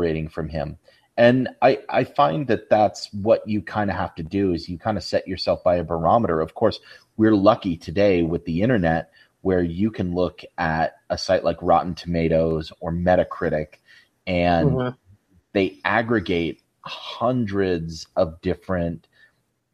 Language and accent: English; Salt Lake City, Utah, United States; growing up in the Salt Lake area